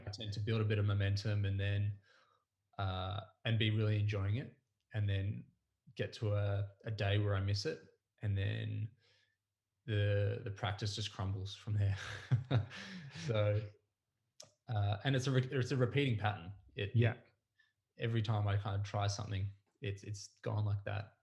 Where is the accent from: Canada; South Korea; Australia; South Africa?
Australia; Mornington Peninsula, Victoria; I grew up on the Mornington Peninsula I went to school here. I was um, I was raised down this way